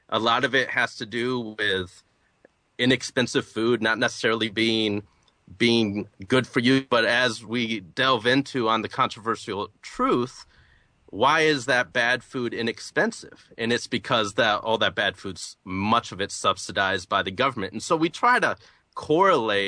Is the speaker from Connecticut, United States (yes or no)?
no; Flint, Michigan, United States; moved away as an adult; now in Atlanta, United States; I'm originally from Flint, Michigan. I moved to Atlanta, Georgia to go to college and ended up staying